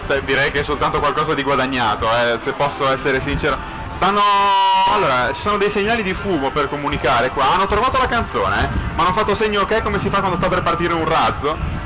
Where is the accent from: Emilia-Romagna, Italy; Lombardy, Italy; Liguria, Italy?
Liguria, Italy; essendo io ligure